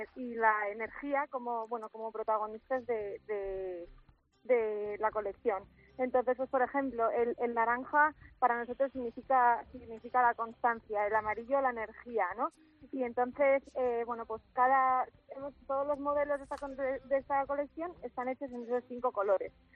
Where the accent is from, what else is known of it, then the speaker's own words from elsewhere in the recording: Asturias, Spain; moved away as an adult; now in Valencia, Spain; soy asturiana